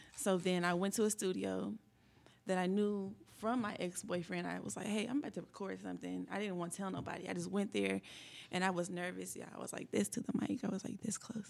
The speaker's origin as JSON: {"language": "English", "town": "Indianapolis", "region": "Indiana", "country": "United States", "tie": "born or raised there", "also_born_or_lived": "Lawrence, Indiana", "said": "I am from Indianapolis, Indiana, born and raised"}